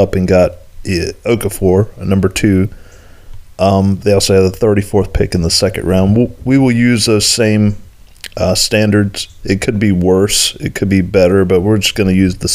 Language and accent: English; Eastern North Carolina, United States; I'm from Eastern North Carolina